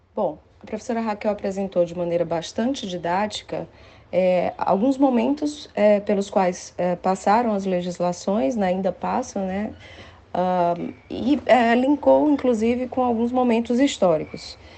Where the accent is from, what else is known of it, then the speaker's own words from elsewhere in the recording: Fortaleza, Ceará, Brazil; moved away as an adult; also born or lived in São Paulo; now in Fortaleza, Brazil; voltar para Fortaleza, que é a minha terra natal, onde eu fiz a graduação